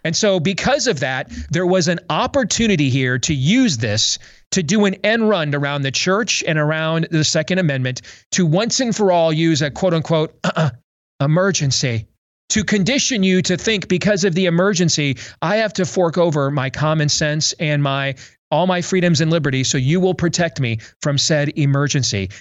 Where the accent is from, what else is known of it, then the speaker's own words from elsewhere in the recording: Iowa, United States; my home state of Iowa